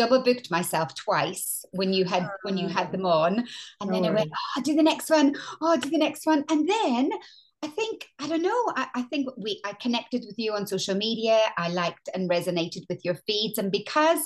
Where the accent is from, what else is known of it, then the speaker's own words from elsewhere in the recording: Northern Ireland, United Kingdom; moved away as an adult; also born or lived in London; now in England; as you can hear, I'm Northern Irish.